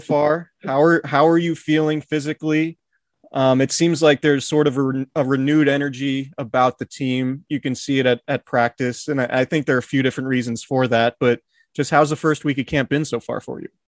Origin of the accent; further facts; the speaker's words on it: Santa Rosa, California, United States; from Santa Rosa, my hometown